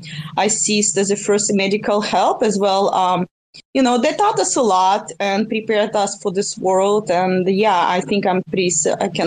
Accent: Russia; now in United States; I resigned in the United States, but I'm originally from Russia.

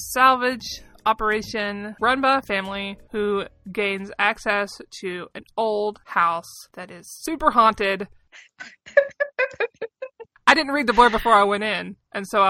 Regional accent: the South, United States; I come from the South, and I kind of grew up on, like, poltergeist stories

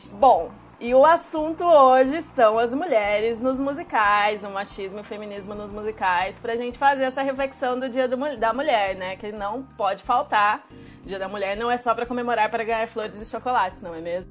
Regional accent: Curitiba, Paraná, Brazil; eu sou de Curitiba

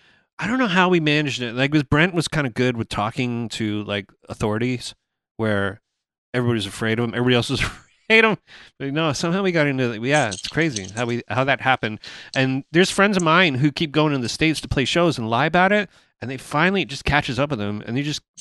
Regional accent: Canada; we're a band from Canada

